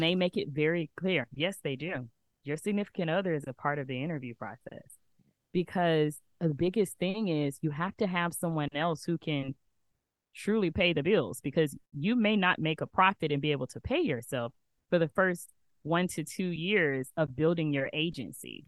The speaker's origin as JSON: {"language": "English", "region": "Alabama", "country": "United States", "tie": "born or raised there", "moved": "as an adult", "lives_now": "Atlanta, United States", "said": "I'm originally from Alabama, where I knew everyone. I had been there my whole life."}